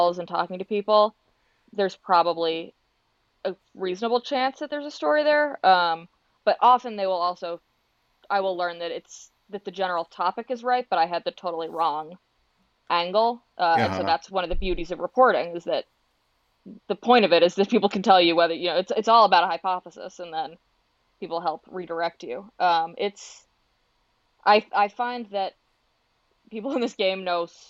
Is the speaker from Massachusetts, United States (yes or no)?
yes; Boston, Massachusetts, United States; now in New York, United States; I grew up in Boston